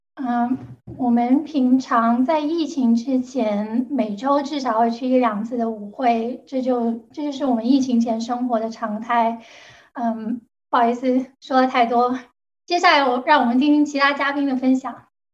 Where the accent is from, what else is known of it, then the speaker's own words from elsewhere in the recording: Guangzhou, Guangdong, China; Chinese is a second language; moved away as an adult; now in United States; 大家听得出来我是广州人，所以我的普通话讲得不好